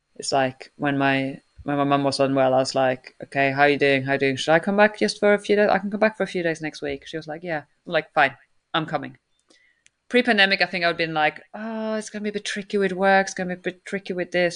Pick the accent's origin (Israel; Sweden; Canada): Sweden; now in United Kingdom